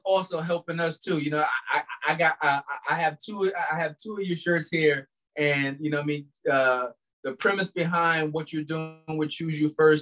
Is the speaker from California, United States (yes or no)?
no; Albany, New York, United States